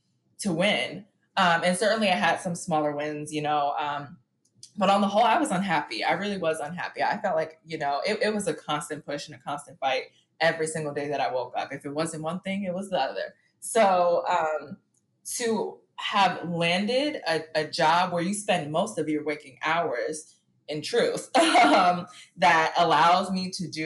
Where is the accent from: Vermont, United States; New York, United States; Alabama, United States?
New York, United States; New York City; I grew up in Harlem and my world was very small where I grew up